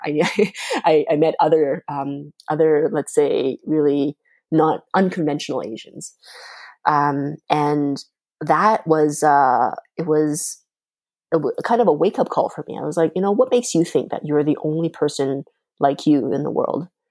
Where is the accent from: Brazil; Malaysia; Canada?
Canada; first language Mandarin; English is a second language; also born or lived in China; now in Montreal, Canada; when I had just first arrived in Canada